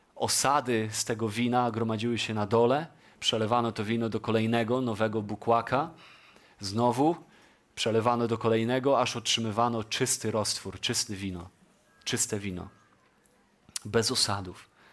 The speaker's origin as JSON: {"language": "Polish", "country": "Poland"}